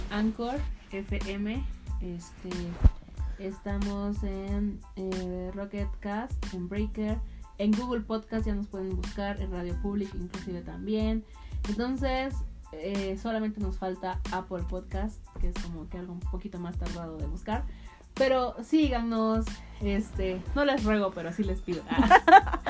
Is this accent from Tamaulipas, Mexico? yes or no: no; Veracruz, Mexico; moved away as an adult; now in Querétaro, Mexico; de donde soy, en Veracruz